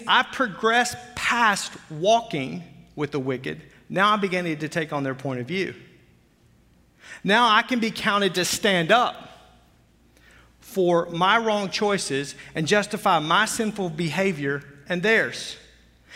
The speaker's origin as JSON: {"language": "English", "region": "Arkansas", "country": "United States", "said": "I'm from Arkansas"}